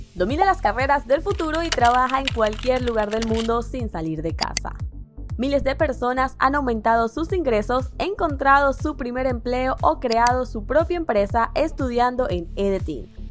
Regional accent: Sucre, Chuquisaca, Bolivia; moved away as an adult; also born or lived in Cochabamba, Bolivia; yo soy de Sucre, Bolivia

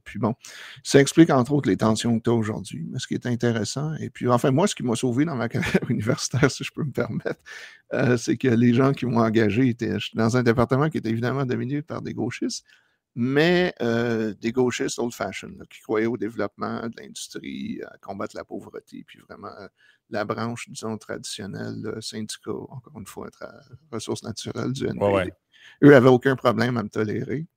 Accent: Quebec, Canada; moved away; Ça, fait genre 25 ans que j'ai quitté le Québec

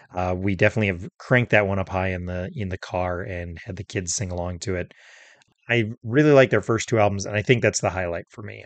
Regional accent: Minnesota, United States; I was raised in Minnesota

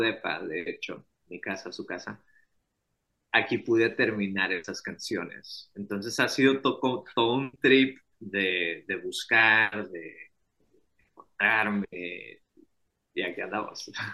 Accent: Hermosillo, Sonora, Mexico; yo tengo 29 años y soy de Hermosillo, Sonora

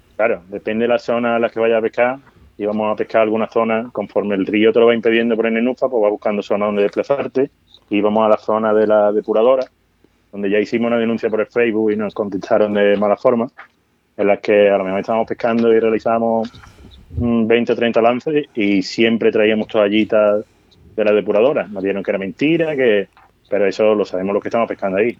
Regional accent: Seville, Andalusia, Spain; now in Badajoz, Spain; yo vengo de Sevilla, que es una ciudad con río y pasa al Guadalquivir

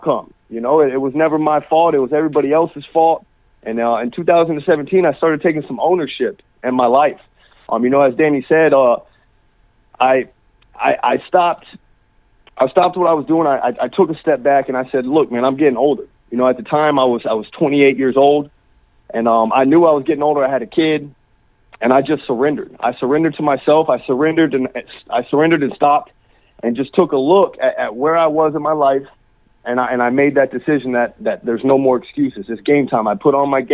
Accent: Naples, Florida, United States; I'm from Naples, Florida, down here. Born and raised down in Naples, Florida

